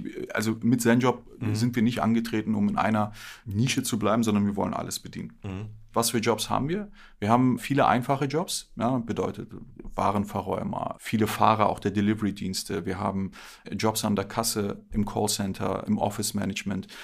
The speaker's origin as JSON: {"language": "German", "region": "Berlin", "country": "Germany", "tie": "born or raised there", "said": "Bin gebürtiger Berliner, hier auch aufgewachsen"}